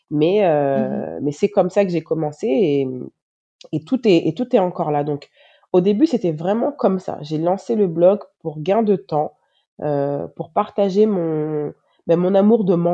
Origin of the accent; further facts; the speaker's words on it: Benin; also born or lived in France / Canada; now in Senegal; moi, je suis née en France, j'ai étudié au Canada, maintenant je vis au Sénégal et je suis béninoise.